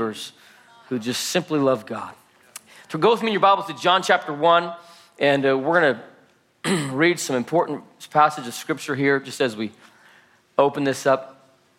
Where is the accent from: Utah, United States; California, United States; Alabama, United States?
Utah, United States; Salt Lake City; I was born and raised in Salt Lake City, Utah